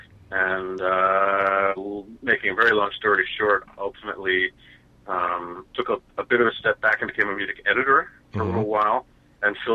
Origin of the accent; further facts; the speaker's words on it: Maryland, United States; also born or lived in New York; I grew up in Maryland, outside of D.C.